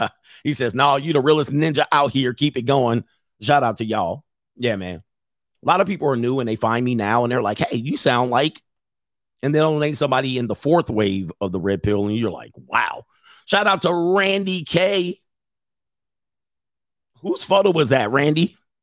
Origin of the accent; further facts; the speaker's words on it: Midwest, United States; And then when I was growing up in the Midwest, I was in poor areas.